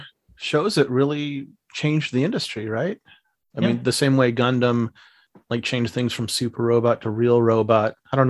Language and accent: English; Missouri, United States; I'm from Missouri, okay.